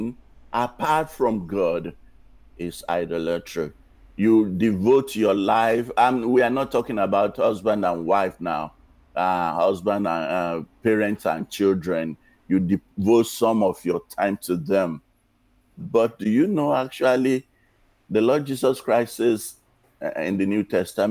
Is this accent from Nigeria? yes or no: yes; Nigeria; now in United States; when I was growing up in Nigeria